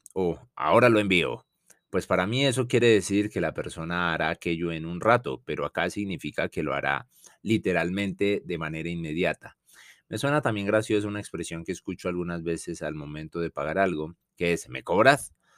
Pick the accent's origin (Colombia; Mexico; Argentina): Colombia; also born or lived in Bogotá / Madrid